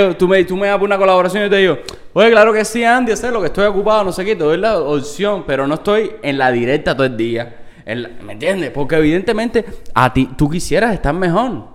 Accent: Cuba; los cubano cubanos tenemos que, que, ayudarnos muchísimo más

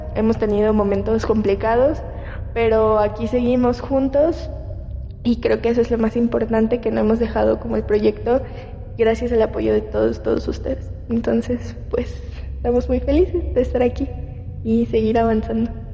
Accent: Yucatán, Mexico; De donde yo soy

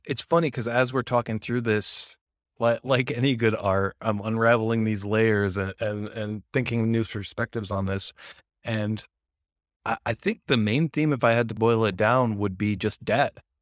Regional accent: United States; I'm American

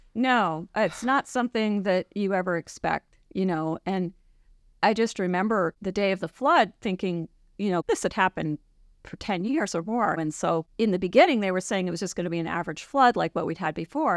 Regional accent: a suburb of New York City, United States; moved away as an adult; now in Juneau, United States; I grew up in New York, in a suburb of New York City, and I moved to Alaska in the late eighties

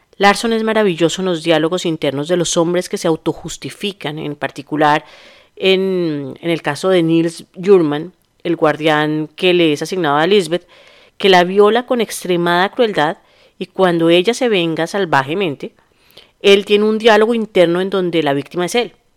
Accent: Bogotá, Colombia; los bogotanos usamos la palabra marica como una coma

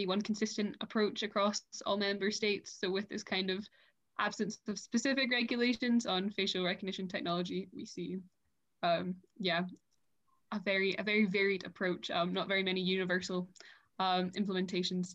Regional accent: Scotland, United Kingdom; moved away as an adult; now in France; I'm 18 and I'm from Scotland, but I'm currently living in France

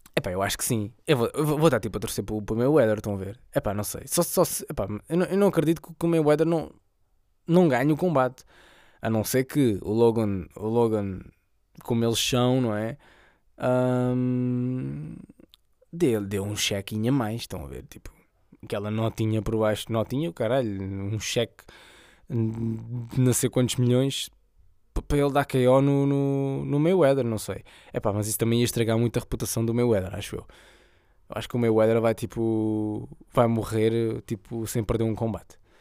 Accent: Setúbal, Portugal; a zona de onde eu sou, 2860

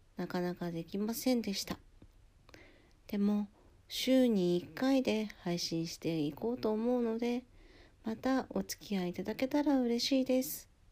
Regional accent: Hokkaido, Japan; now in Kanagawa, Japan; 私北海道出身で

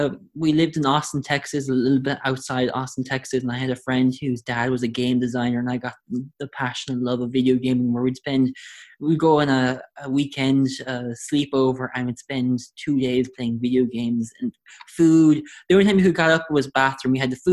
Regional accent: Limerick, Munster, Ireland; also born or lived in United States / Taiwan; So, as you mentioned, I'm from Limerick. I don't sound like I'm from Limerick because I lived, my parents and my family lived in America and then Taiwan, and they came back to Ireland. So I've lost the Limerick, true Limerick accent.

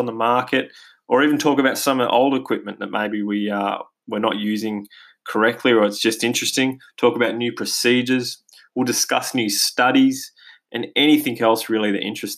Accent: Australia; accent: Australian; as you can probably hear from my accent, we're based here in Australia

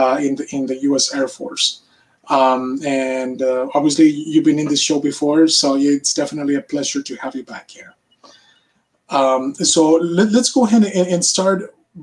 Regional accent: Monterrey, Nuevo León, Mexico; my hometown, Monterrey, Mexico.

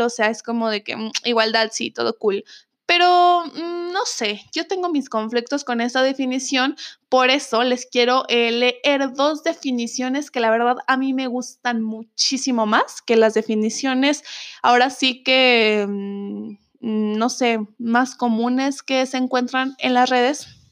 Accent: Mexico; soy de México

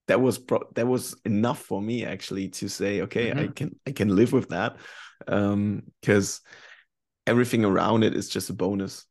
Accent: Germany; English is a second language; moved away as an adult; also born or lived in North Carolina / Sweden

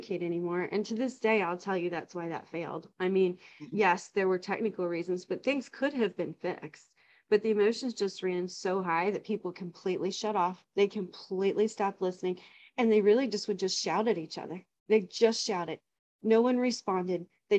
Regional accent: United States

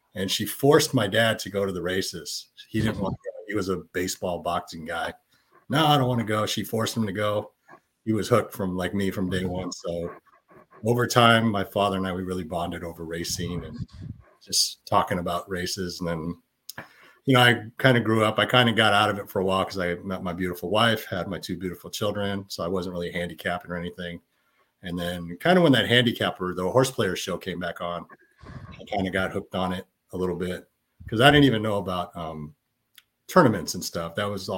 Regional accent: San Francisco, California, United States; I was born and raised in San Francisco, California

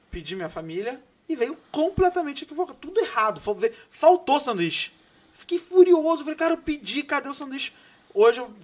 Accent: São Paulo, Brazil; Sou de São Paulo, ah. moro aqui em Vila Mariana.

